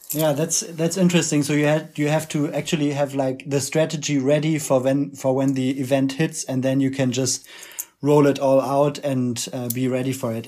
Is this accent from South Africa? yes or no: no; Germany; accent: German; English is a second language; as you can tell from our accents, we're both activists from Germany